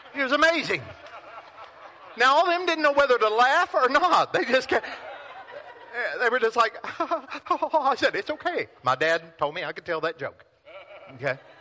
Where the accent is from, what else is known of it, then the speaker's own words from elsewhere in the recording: Pilot Knob, Missouri, United States; moved away; I grew up in Pilot Knob, Missouri. 532 people.